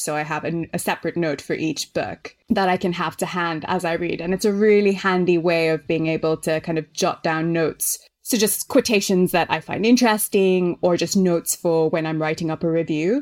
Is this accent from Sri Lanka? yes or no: yes; Sri Lanka; moved away as an adult; also born or lived in Melbourne, Australia; now in London, United Kingdom; I grew up in Sri Lanka, which is where my family's from